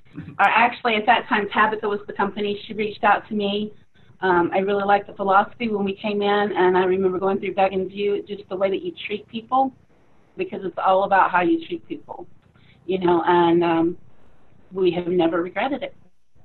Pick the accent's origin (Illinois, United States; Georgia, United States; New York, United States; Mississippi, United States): Mississippi, United States; You know, growing up in Mississippi, you get that southern hospitality, so we extended it out west.